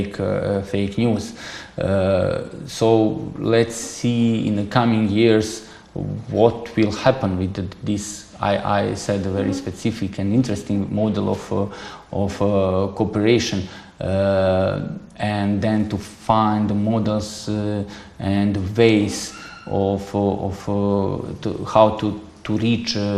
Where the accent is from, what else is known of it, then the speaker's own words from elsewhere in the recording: Montenegro; English is a second language; moved away as an adult; now in China; I'm coming from Montenegro